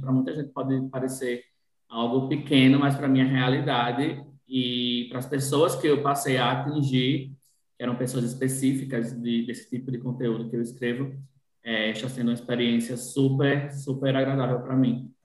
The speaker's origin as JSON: {"language": "Portuguese", "area": "born in Natal", "region": "Rio Grande do Norte", "country": "Brazil", "tie": "born or raised there", "said": "eu nasci em Natal, mas morei no interior até os 15 anos com minha mãe e tudo mais."}